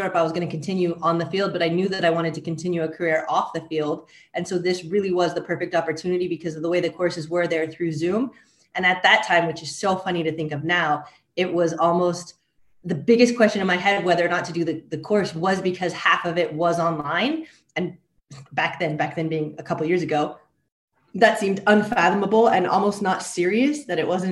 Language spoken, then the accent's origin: English; United States; moved away as an adult; now in France; as an American and going to university in the States